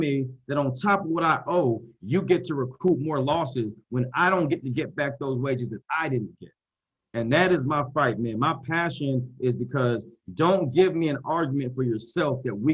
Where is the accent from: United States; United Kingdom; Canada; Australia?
United States; Columbus, Georgia; also born or lived in Boston, Massachusetts; I'm from Boston, right? I was born in Boston, grew up in Columbus, Georgia